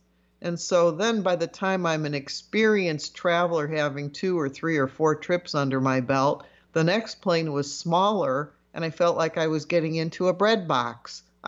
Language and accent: English; Chicago, Illinois, United States; when I was growing up in the Chicago area